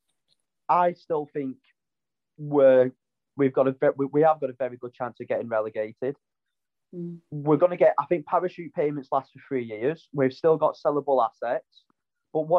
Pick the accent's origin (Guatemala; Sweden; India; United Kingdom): United Kingdom; Wigan, North West England; My hometown's Wigan.